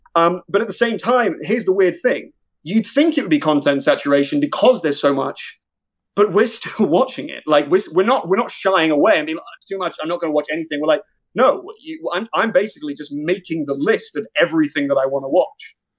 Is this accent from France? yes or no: no; Ireland; as an Irishman, as a, as a, someone with an act, with, you know, doing, changing up my accent